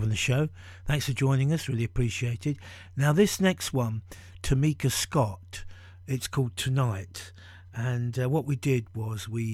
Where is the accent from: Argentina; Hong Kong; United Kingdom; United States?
United Kingdom; Bedford, East of England; I'm from Bedford as well